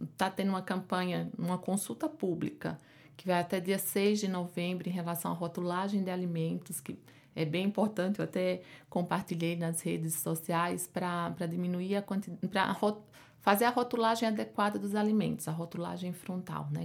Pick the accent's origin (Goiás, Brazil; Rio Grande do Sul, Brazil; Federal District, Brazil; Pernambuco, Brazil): Pernambuco, Brazil; moved away as an adult; now in São Paulo, Brazil; como pode perceber pelo meu sotaque, né? Eu não sou daqui de São Paulo, eu sou de Pernambuco. Fiz a, a minha faculdade lá